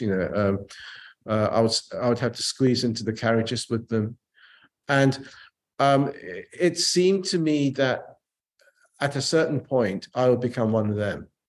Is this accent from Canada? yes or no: no; England, United Kingdom; also born or lived in Japan; I was a Japanese kid growing up in England